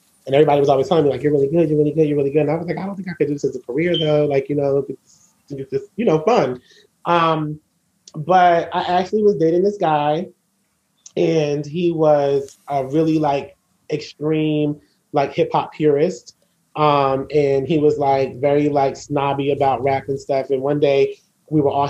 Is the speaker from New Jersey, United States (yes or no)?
yes; Asbury Park, New Jersey, United States; I grew up on the Jersey Shore